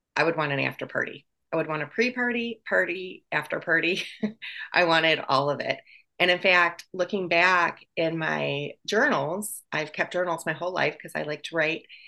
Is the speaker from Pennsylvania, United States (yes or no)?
no; Wisconsin, United States; moved away as an adult; also born or lived in Chicago; I was born in Wisconsin.